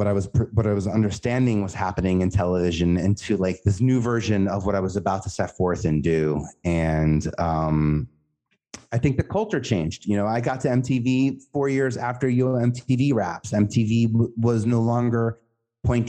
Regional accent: New York City, New York, United States; I know I'm from Staten Island and I know we're from New York

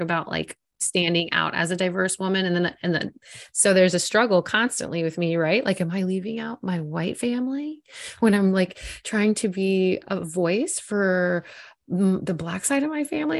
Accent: South Florida, United States; I'm born and raised in South Florida

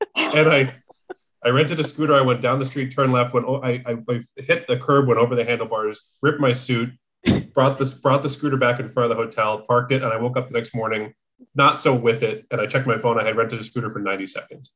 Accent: near Scranton, Pennsylvania, United States; moved away as an adult; I'm from near there.

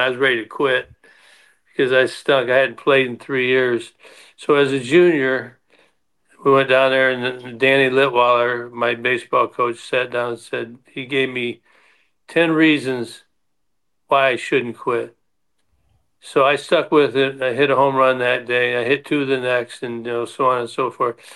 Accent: Detroit, Michigan, United States; the Tigers, because that was my hometown.

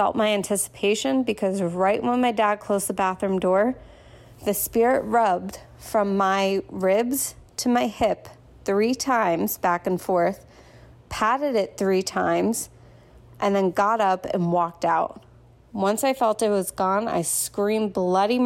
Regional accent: New Jersey, United States; I'm from New Jersey

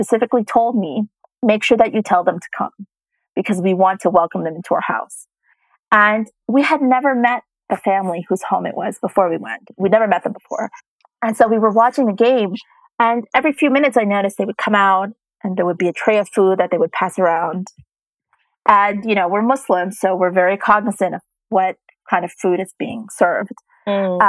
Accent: United States; moved away; I was born and raised in the United States

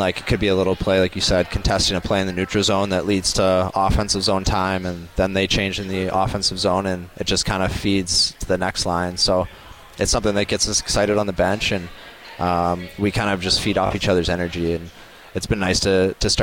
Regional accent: United States; now in Vancouver, Canada; I'm American

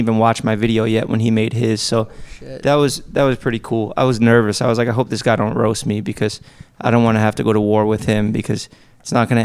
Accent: New York, United States; I'm from New York

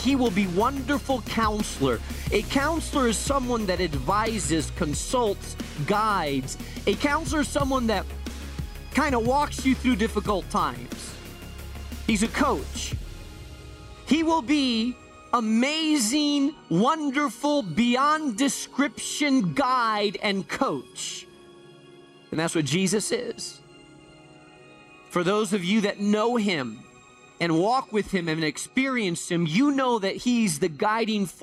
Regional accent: Spain; moved away; I grew up in Spain

